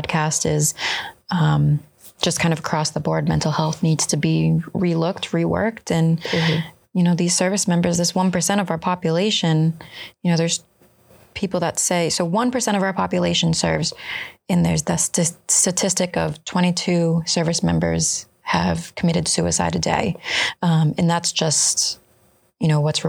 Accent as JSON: {"language": "English", "region": "New England", "country": "United States", "tie": "born or raised there", "said": "I grew up in New England"}